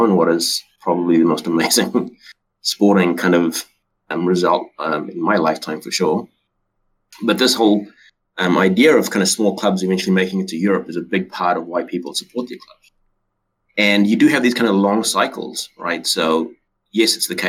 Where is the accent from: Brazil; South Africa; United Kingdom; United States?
South Africa; now in New Zealand; I grew up in South Africa, so I grew up watching Super Rugby games